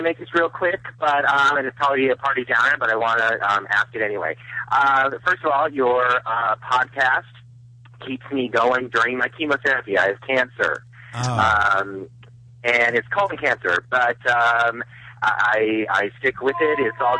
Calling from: North Carolina, United States; calling from North Carolina.

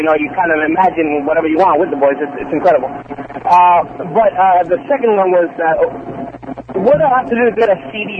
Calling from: Alhambra, California, United States; I'm calling from Alhambra, California.

